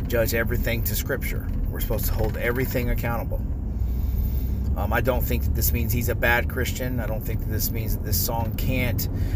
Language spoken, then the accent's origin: English; North Florida, United States; I grew up born and raised in North Florida, where country music is pretty popular here